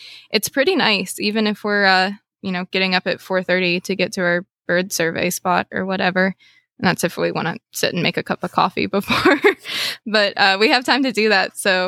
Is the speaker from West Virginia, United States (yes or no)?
yes; West Virginia, United States; from West Virginia. I've lived here just about my whole life.